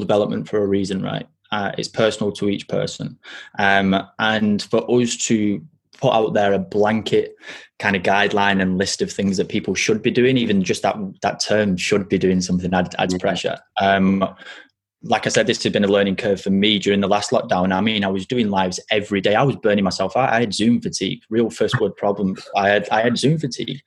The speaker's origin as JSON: {"language": "English", "town": "Burnley", "region": "North West England", "country": "United Kingdom", "also_born_or_lived": "France", "said": "I got judged for my colloquial dialect because I was from Burnley"}